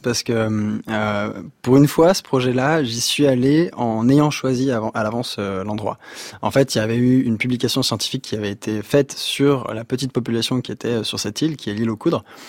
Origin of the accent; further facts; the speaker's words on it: Sury-le-Comtal, Auvergne-Rhône-Alpes, France; moved away; also born or lived in Guadeloupe / Thailand; on a grandi à Suril-Comtal dans la Loire